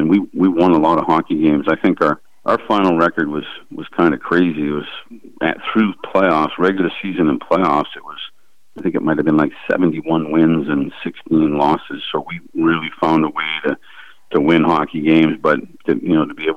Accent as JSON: {"language": "English", "region": "Massachusetts", "country": "United States", "tie": "born or raised there", "moved": "as an adult", "said": "being a Massachusetts kid"}